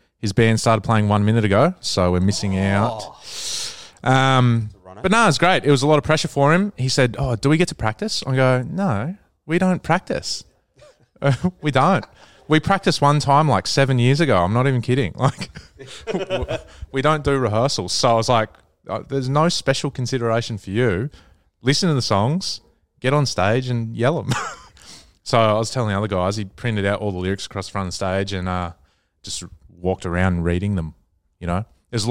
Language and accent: English; Queensland, Australia; So there you go. I'm a Queenslander.